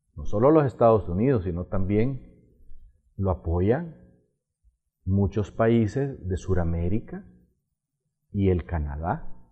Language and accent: Spanish; Honduras